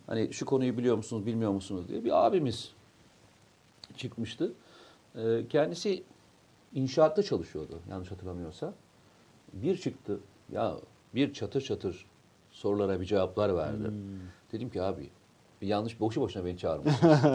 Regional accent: Samsun, Turkey; moved away; bir Samsunlu olarak Samsun'a geliyorum.

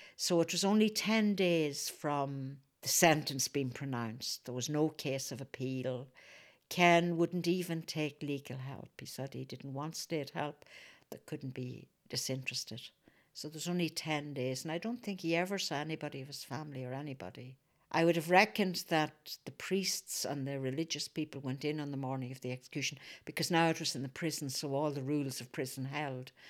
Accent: Fermanagh, Northern Ireland, United Kingdom

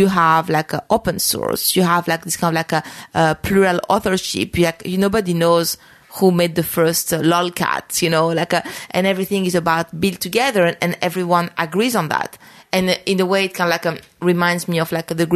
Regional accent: France; now in New York, United States; I grew up in France

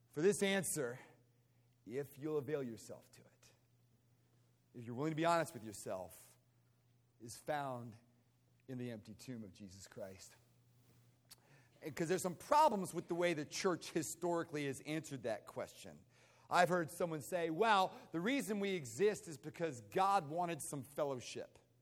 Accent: United States; moved away; I grew up outside of Washington, D.C.

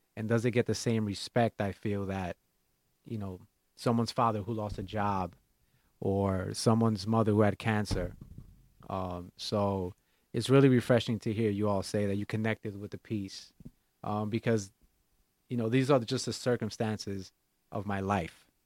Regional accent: New York City, New York, United States; growing up in Washington Heights, uh, being a private school kid and going to law school

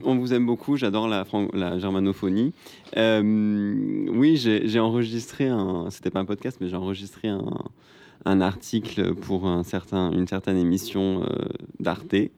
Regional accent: Marseille, Provence-Alpes-Côte d'Azur, France; je viens de Marseille

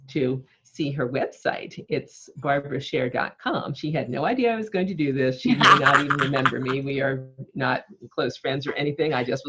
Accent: East Coast, United States; moved away as an adult; also born or lived in Maplecrest, New York; now in California, United States; I'd graduated college growing up on the East Coast, and I'd always wanted to move to California.

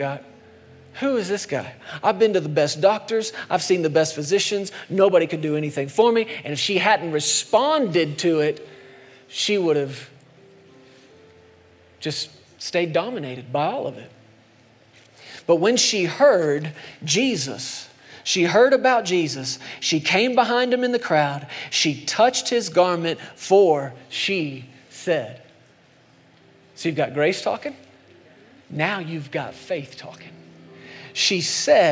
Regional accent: Texas, United States; moved away; I grew up in Texas for a long time as a kid

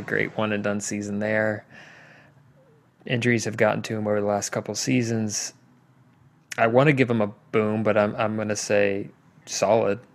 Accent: Indiana, United States; my home state of Indiana

